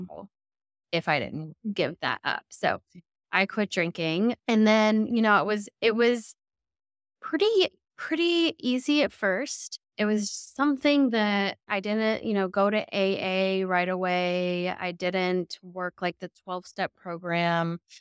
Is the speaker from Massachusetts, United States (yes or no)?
no; Middle Tennessee, United States; also born or lived in New York City, United States / Murfreesboro, Tennessee; I'm a ninth generation Middle Tennessee girly